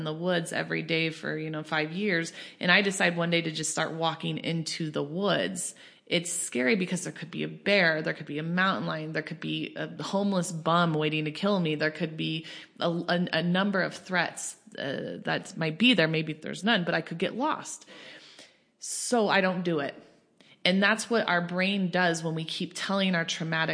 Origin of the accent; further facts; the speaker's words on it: Colorado, United States; I grew up in Colorado